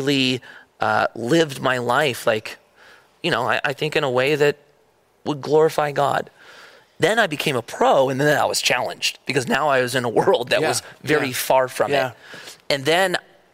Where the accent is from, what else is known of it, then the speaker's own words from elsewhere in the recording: Newbury Park, California, United States; also born or lived in Agoura Hills, California; when my parents moved to Newbury Park. And I came from Agora